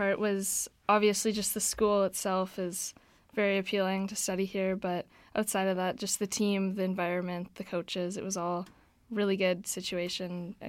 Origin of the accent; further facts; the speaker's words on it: Manitoba, Canada; moved away as an adult; now in Vancouver, Canada; I'm in my fourth year at UBC. I'm studying kinesiology, originally from Manitoba